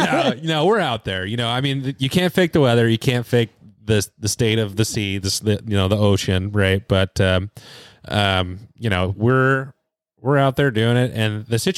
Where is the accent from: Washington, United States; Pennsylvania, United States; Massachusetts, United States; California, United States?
Washington, United States; Seattle; I grew up here in the Seattle area